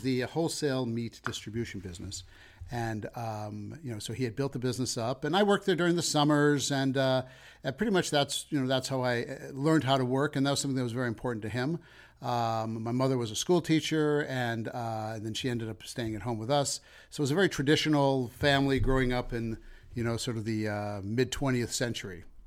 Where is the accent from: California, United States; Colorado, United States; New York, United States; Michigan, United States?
Colorado, United States; Denver; moved away as an adult; also born or lived in Chicago; I'm from Denver originally